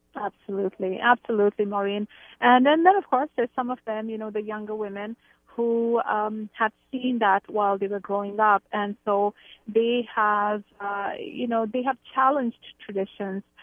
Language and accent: English; India; moved away as an adult; now in Canada; I grew up in India. I've lived in Canada for about twenty-six years.